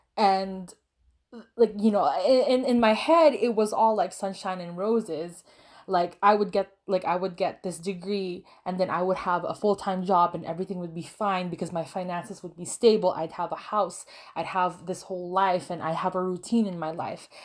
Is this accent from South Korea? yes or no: no; Canada; also born or lived in Philippines; I was born and raised there until I was around six years old, and, uh, my family decided to immigrate to Canada. And I've been living here now in Canada for, I think, around sixteen years.